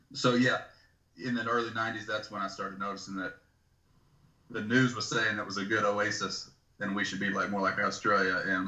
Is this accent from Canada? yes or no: yes; Canada; most of us red-blooded Canadians